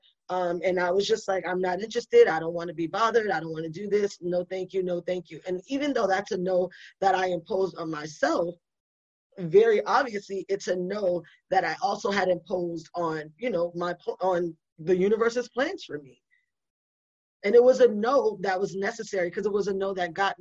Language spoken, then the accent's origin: English; New York City, New York, United States; moved away; also born or lived in Buffalo, New York / Orlando, Florida / Kansas City; I'm from New York City. I'm from the Bronx